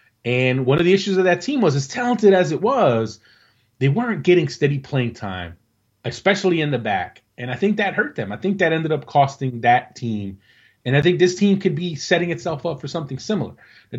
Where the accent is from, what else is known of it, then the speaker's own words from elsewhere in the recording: United States; and as fans, as American soccer fans, and you want to root for this team and be all patriotic and be about your country